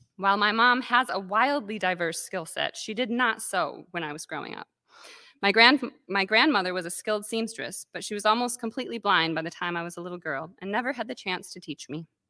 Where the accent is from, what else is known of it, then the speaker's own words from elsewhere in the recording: Calumet, Michigan, United States; now in Traverse City, United States; I grew up on the Keweenaw Peninsula